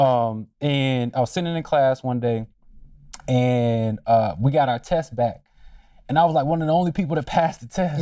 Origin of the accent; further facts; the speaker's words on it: Durham, North Carolina, United States; moved away as an adult; also born or lived in Washington, D.C.; growing up in Durham